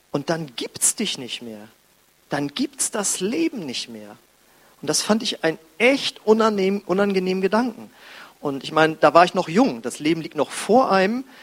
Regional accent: Husum, Schleswig-Holstein, Germany; ich weiß noch, wie ich als Jugendlicher, ich komme aus Husum an der Nordsee, die graue Stadt am Meer, und da ist der Himmel auch gefühlt immer grau.

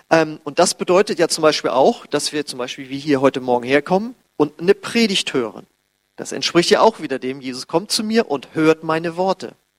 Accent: Germany; wir als Deutsche

